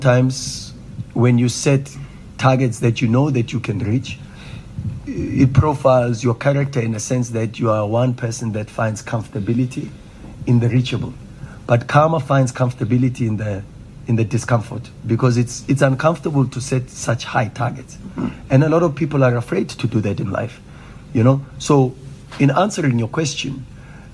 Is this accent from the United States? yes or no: no; Soweto, Gauteng, South Africa; As a Sowetan and as a young boy growing up in Orlando